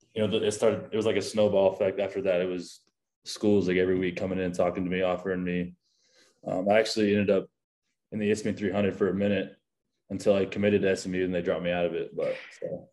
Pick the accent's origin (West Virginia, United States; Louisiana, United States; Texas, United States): Texas, United States; Keller; I'm born and raised in Keller, Texas